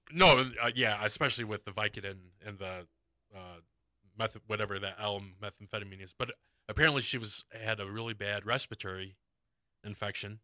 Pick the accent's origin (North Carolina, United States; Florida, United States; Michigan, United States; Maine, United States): Michigan, United States; Detroit